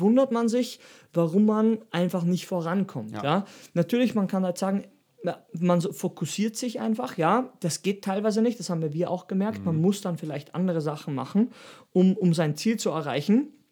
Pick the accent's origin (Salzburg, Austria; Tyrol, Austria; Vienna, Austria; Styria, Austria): Styria, Austria; da wo ich herkomme, aus der Steiermark